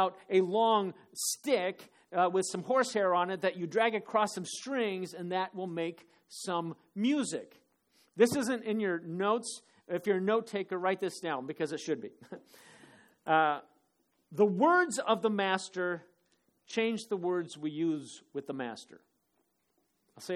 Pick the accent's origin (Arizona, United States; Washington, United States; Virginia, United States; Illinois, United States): Arizona, United States; Phoenix; moved away; when I was growing up in Phoenix